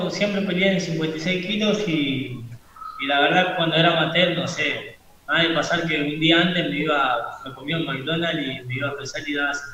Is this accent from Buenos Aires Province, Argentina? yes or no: yes; Sarandí, Buenos Aires Province, Argentina; yo, soy de Sarandí, cerca de, la estación de Sarandí, barrio La Sedeita.